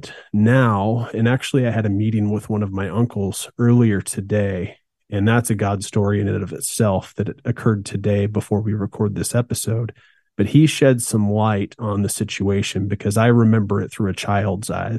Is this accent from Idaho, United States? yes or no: yes; Meridian, Idaho, United States; also born or lived in Boise, Idaho; we moved from Boise, Idaho to Meridian, Idaho